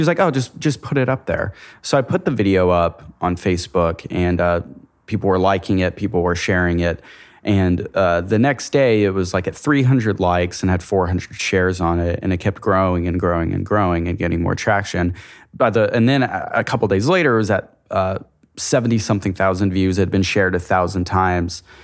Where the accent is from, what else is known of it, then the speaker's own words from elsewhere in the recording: Amarillo, Texas, United States; I'm from Amarillo, Texas, which is a town of about two hundred thousand people in the Panhandle of Texas in the Bible Belt